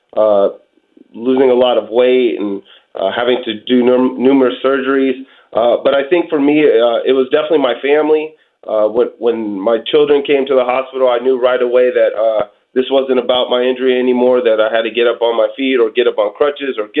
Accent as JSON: {"language": "English", "town": "Portland", "region": "Oregon", "country": "United States", "said": "I'm originally from Portland, Oregon."}